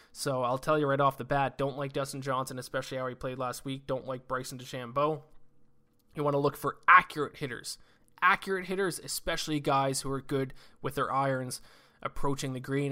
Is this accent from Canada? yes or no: yes; Canada; we are Canadian